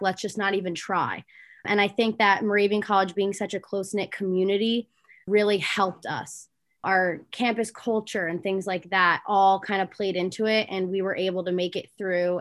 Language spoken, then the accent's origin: English; Little Falls, New Jersey, United States; I'm from Little Falls, New Jersey, so I'm the opposite and I'm northern.